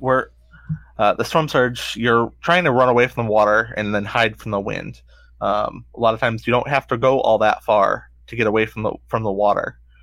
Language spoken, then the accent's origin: English; St. Petersburg, Florida, United States; I grew up in Saint Pete